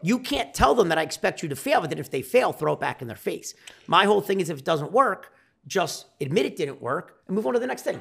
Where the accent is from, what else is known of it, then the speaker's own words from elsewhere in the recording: Delaware County, Pennsylvania, United States; I'm from Delaware County, Pennsylvania. People that don't know that, it's called Delco, Delco. Uh, just south of Philadelphia.